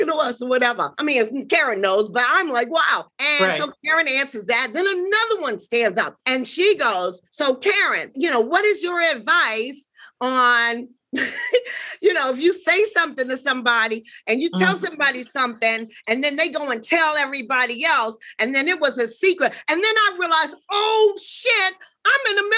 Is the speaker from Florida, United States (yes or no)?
no; Washington, District of Columbia, United States; I'm from Washington, D.C. originally